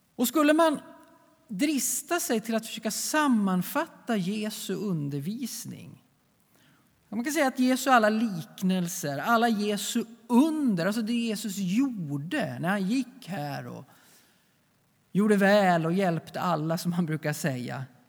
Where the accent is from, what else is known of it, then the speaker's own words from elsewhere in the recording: Sweden; vi svenskar